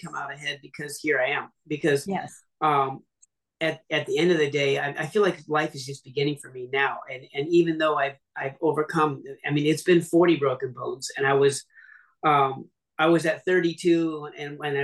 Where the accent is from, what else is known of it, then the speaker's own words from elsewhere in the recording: Seattle, Washington, United States; I'm from Seattle originally